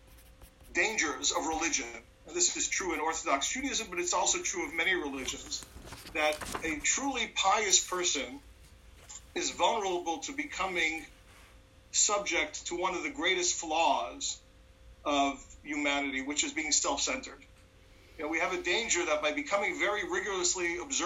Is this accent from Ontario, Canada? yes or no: no; Montreal, Quebec, Canada; I grew up in Montreal